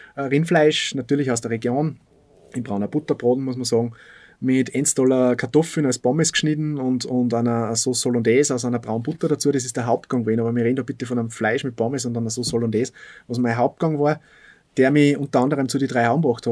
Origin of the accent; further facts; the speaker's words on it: Bad Aussee, Styria, Austria; also born or lived in Salzburg; bei uns in Aussee